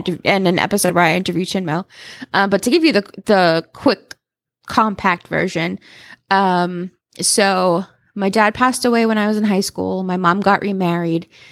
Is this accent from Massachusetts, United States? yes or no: yes; Salem, Massachusetts, United States; I grew up in Salem. We, uh, at Salem, Mass.